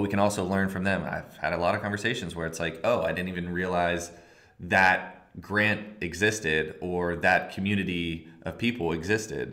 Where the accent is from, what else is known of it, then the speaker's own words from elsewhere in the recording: outside of Philadelphia, Pennsylvania, United States; now in Philadelphia, United States; I'm from outside of Philly.